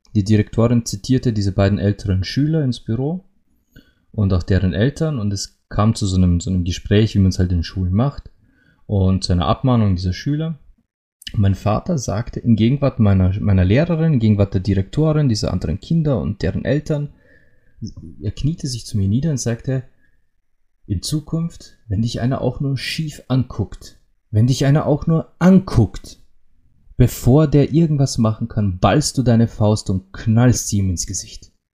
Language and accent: German; Austria; bei uns in Österreich